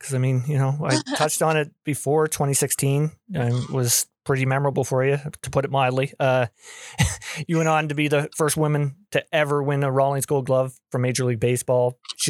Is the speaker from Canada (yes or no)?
yes; Canada; I'm from Canada.